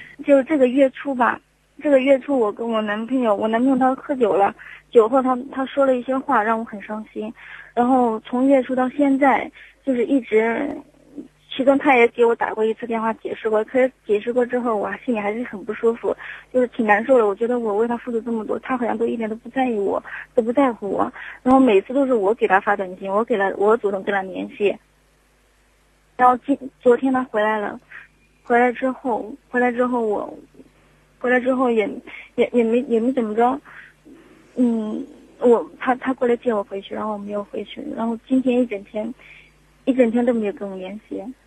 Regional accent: Jiangsu, China; moved away as an adult; also born or lived in Shanghai; now in Zhengzhou, China; 我老家是江苏的

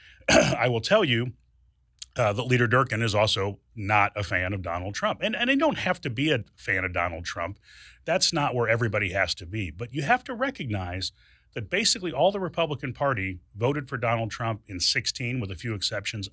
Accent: Springfield, Illinois, United States; I was born and raised here. Uh, this is my hometown.

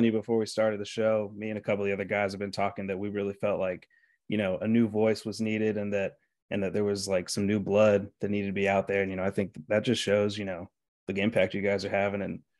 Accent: Dallas, Texas, United States; growing up in Dallas at that time, because really I lived through the drought.

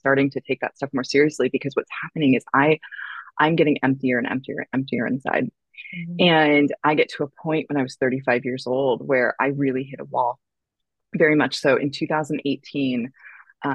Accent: San Francisco Bay Area, California, United States; moved away as an adult; also born or lived in San Diego, California / New York City; now in Malibu, United States; I was born in California in the San Francisco Bay Area. I went to school in San Diego.

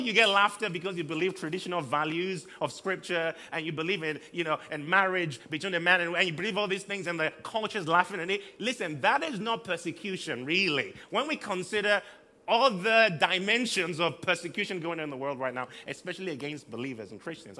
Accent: southern Nigeria, Nigeria; also born or lived in Liberia; now in Manchester, United Kingdom; I've lived in southern Nigeria all my life

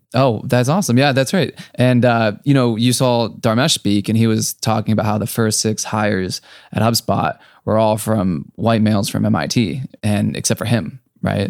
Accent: Akron, Ohio, United States; moved away; also born or lived in San Francisco; I grew up in Akron, Ohio

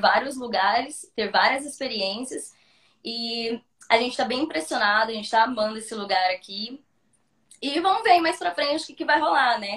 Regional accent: Brazil; moved away as an adult; now in Budva, Montenegro; eu sou do Brasil

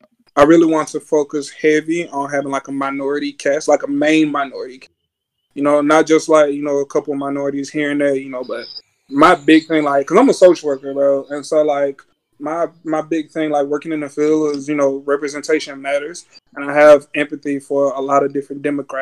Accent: Louisiana, United States; moved away as an adult; also born or lived in Nacogdoches, Texas; now in Houston, United States; I'm from Louisiana, you know what I'm saying? Born and raised

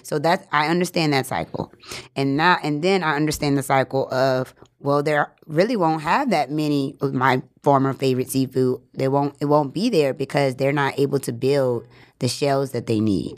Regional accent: New Orleans, Louisiana, United States; now in Los Angeles, United States; I grew up in New Orleans

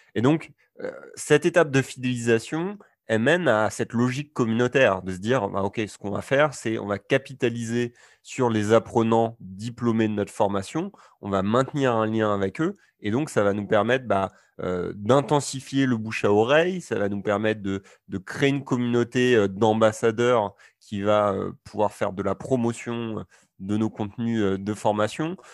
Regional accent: Normandy, France; je suis originaire de, de Normandie

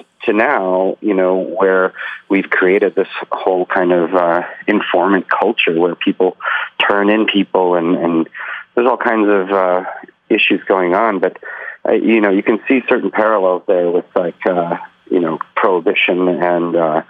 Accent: Saint Petersburg, Russia; born there; moved away; I was born in the Soviet Union. I was born in Leningrad, which is now St. Petersburg, in the Soviet Union, which is now Russia.

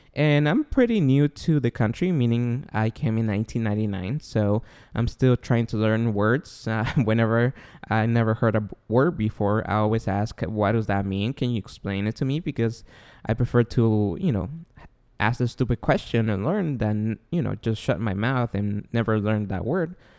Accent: Guatemala; English is a second language; moved away; I was born and raised in Guatemala. Therefore, my accent and my E S L will come out here and there.

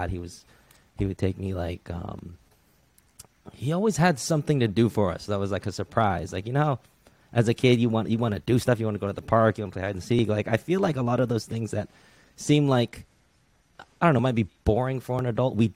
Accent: Redwood City, California, United States; So I, I, definitely say I grew up in Redwood City because that's where I went to middle school.

